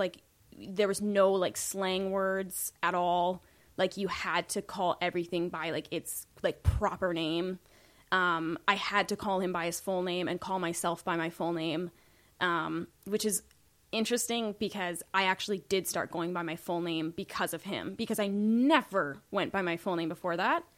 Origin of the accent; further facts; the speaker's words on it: Saskatoon, Saskatchewan, Canada; moved away; I was born in Saskatoon